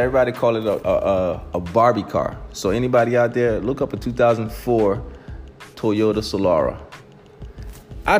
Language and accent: English; New Jersey, United States; moved away as an adult; I was from Jersey.